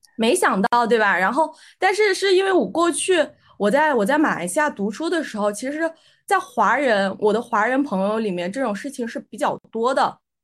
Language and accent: Chinese; Aksu, Xinjiang, China; also born or lived in United Kingdom / Malaysia / Shenzhen; now in Shanghai, China; 我来自新疆阿克苏，是一个南疆城市。那目前呢，我在上海。我之前呢，也是在英国和马来西亚留学过。然后来上海之前呢，我是在深圳待过，呃，一段时间。那我现在是在一家，呃，面向区块链技术的一个创业团队做项目经理